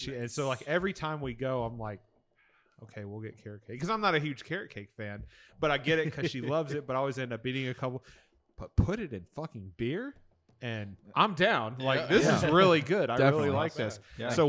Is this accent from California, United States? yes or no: no; Atlanta, Georgia, United States; moved away; I'm from Atlanta